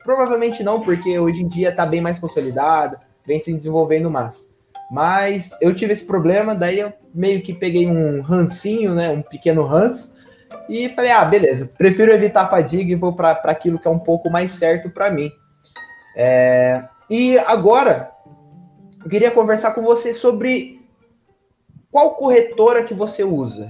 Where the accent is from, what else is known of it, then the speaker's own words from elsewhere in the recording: Brazil; mesmo sendo brasileiro